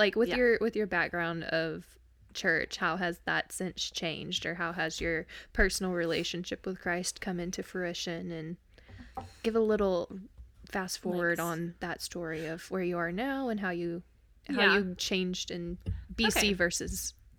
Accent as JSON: {"language": "English", "region": "East Texas", "country": "United States", "tie": "born or raised there"}